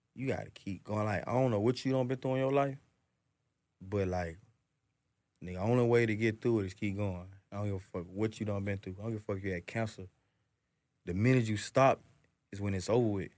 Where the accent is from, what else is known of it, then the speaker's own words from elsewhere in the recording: Atlanta, Georgia, United States; I'm from Atlanta, I'm born and raised in this shit